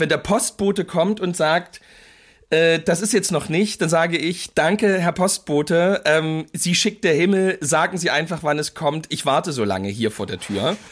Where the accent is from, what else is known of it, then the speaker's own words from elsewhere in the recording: East Germany, Germany; bei uns in Ostdeutschland